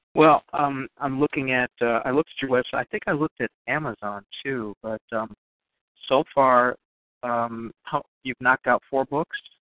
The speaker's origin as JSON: {"language": "English", "town": "Chicago", "region": "Illinois", "country": "United States", "tie": "born or raised there", "also_born_or_lived": "North Side, Chicago", "said": "I'm a transplanted North Sider. I grew up on the South"}